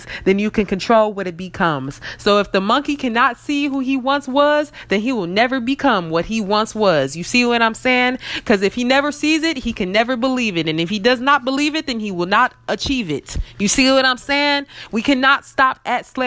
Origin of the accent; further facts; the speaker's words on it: United States; we are African American, a seed from Africa planted in America